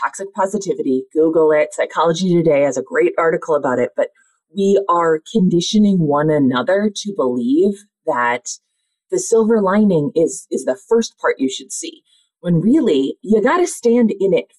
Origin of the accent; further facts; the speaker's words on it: Minnesota, United States; I'm from Minnesota